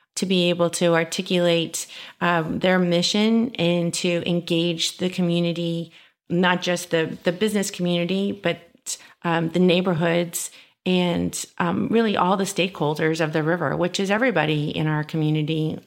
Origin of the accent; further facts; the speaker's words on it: San Antonio, Texas, United States; I'm born and raised in San Antonio